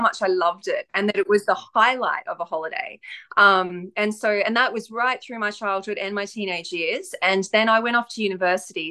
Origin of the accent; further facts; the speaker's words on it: Australia; also born or lived in far north Queensland; I'm Australian, so I live in the far north um, of Queensland in Australia